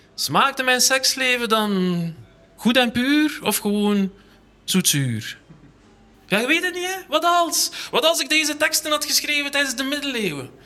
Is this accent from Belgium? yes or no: yes; Ghent, Flanders, Belgium; ik kom uit Gent aan de haven